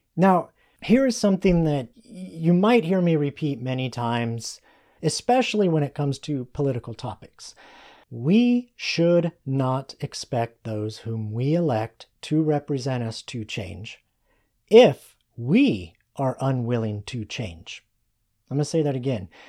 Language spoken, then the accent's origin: English; United States; We are American